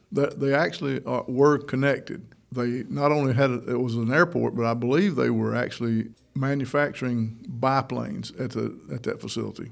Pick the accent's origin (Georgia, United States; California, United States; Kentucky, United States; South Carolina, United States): Georgia, United States; Toccoa; also born or lived in Orlando, Florida / Jackson County, Georgia; I'm a native of Northeast Georgia. I grew up in Toccoa, up in Stevens County.